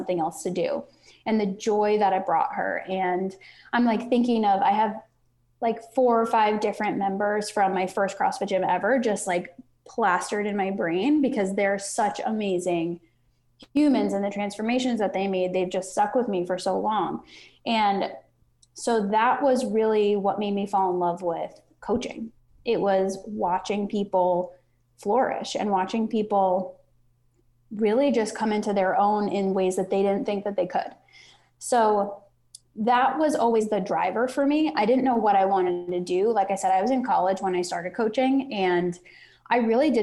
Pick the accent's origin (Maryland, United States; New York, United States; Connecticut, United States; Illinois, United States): New York, United States; Long Island; moved away as an adult; I grew up on Long Island in New York